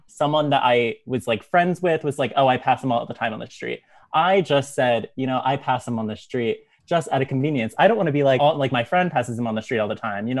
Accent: New Jersey, United States; moved away as an adult; now in New York City, United States; I'm from New Jersey.

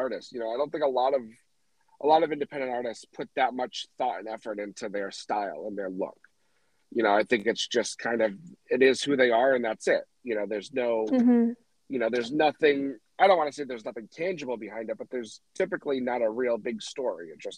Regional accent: New England, United States; Somebody from New England like myself

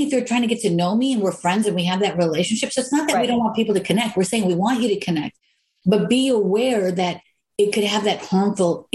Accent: Chicago, Illinois, United States; I'm from here. I'm from Chicago.

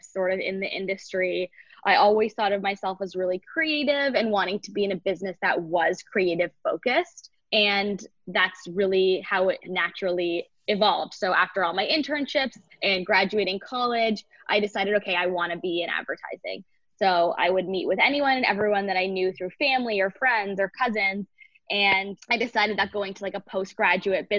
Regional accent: Toronto, Ontario, Canada; moved away as an adult; also born or lived in London, Ontario / Detroit; I grew up in Toronto, Canada, where I lived

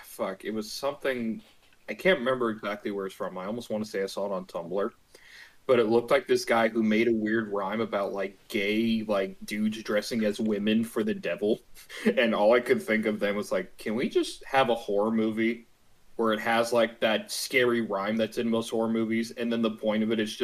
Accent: Canada; Now, since I'm Canadian, I'm legally obligated to be ignorant and white.

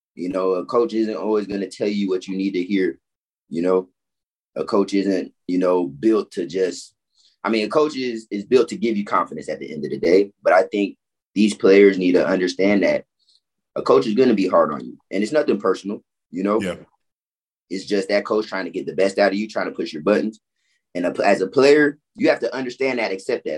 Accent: Orlando, Florida, United States; also born or lived in Chicago / Fort Lauderdale; I was raised in Orlando since I was five

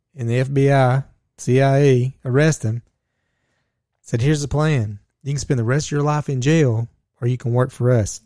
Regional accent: Georgia, United States; we are from Georgia

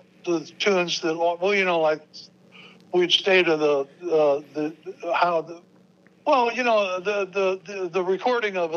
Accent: Phoenix, Arizona, United States; moved away; also born or lived in Arkansas; I was originally from Arkansas. I was raised in Phoenix

